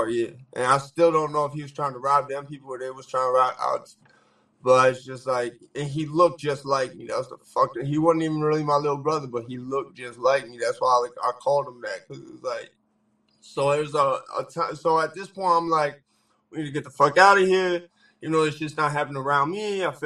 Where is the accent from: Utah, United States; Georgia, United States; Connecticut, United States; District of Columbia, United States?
Connecticut, United States; Danbury; I grew up right in Danbury. Like I spent probably more time